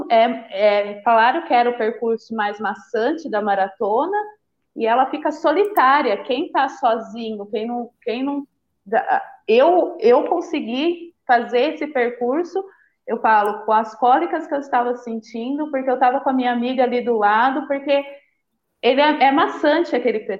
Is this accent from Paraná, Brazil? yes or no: no; São Paulo, Brazil; born there; Eu sou, eu nasci em São Paulo, né?